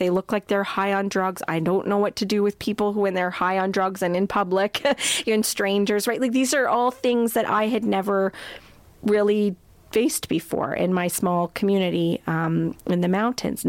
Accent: Crowsnest Pass, Alberta, Canada; moved away as an adult; now in Edmonton, Canada; We grew up in the Crow's Nest Pass together

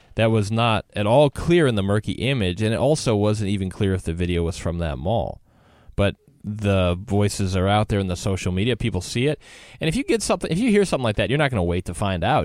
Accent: Wisconsin, United States; I grew up in Wisconsin

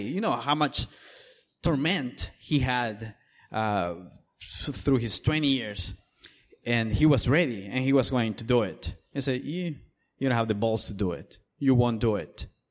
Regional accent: El Salvador; moved away; I am from El Salvador originally

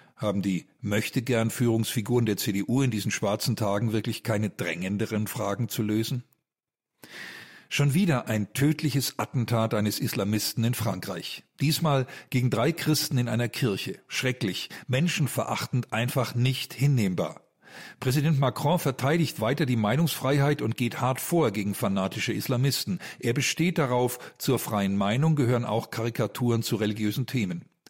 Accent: Germany; bei uns in Deutschland

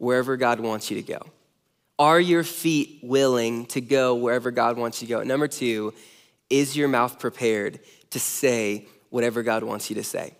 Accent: near Los Angeles, Southern California, United States; now in Omaha, United States; I grew up in Southern California

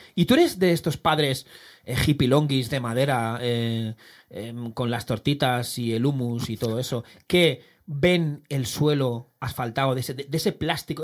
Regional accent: Barcelona, Catalonia, Spain; En mi barrio, yo como soy de la Verneda

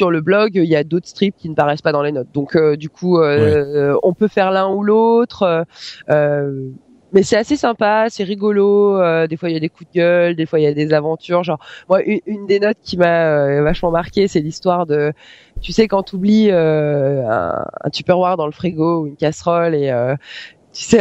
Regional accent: near Savoie, Auvergne-Rhône-Alpes, France; J'ai grandi près de la Savoie

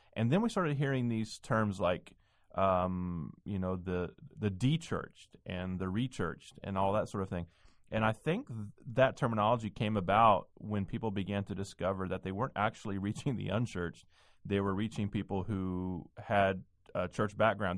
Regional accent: the South, United States; moved away as an adult; also born or lived in Nashville / New England / Midwest; I grew up in the South

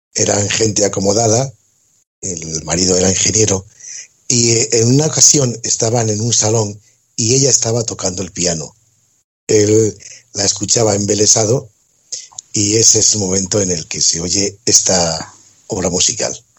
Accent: Gijón, Asturias, Spain; se empieza desarrollando en Gijón, curiosamente, de donde soy yo

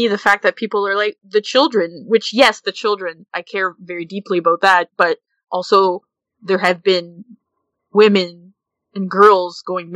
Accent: Canada; born or raised there

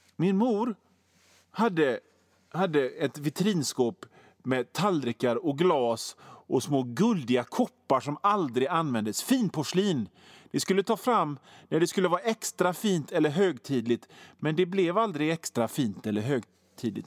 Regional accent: Hönö, Västra Götaland, Sweden; 12-årig hårdrockare på Hönö, där jag kommer ifrån.

